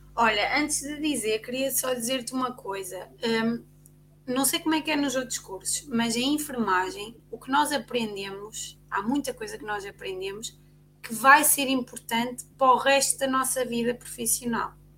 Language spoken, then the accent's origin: Portuguese; Ovar, Aveiro District, Portugal; nós somos do OVAR